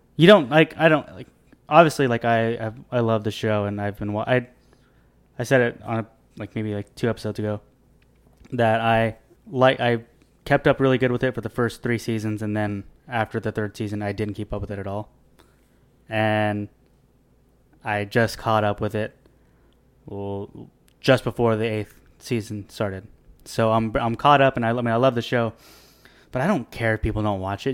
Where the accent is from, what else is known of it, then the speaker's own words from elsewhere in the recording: Bakersfield, California, United States; I'm from Bakersfield